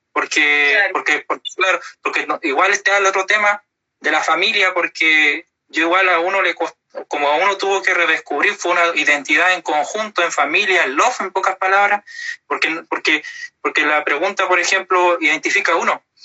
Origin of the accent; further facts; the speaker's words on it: Puerto Montt, Los Lagos, Chile; me nací, me crié todo acá en Puerto Montt